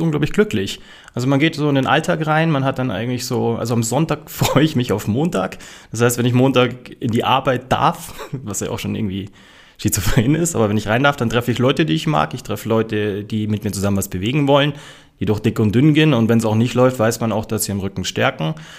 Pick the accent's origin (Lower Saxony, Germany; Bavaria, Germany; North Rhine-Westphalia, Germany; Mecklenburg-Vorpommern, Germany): Bavaria, Germany; Munich; ich bin so mit meinem Stiefpapa bei so einem Urbayer aufgewachsen